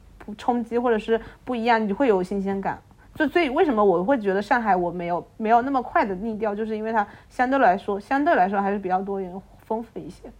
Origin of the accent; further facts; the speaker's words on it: Fujian, China; moved away; 我们这种福建的穷山僻壤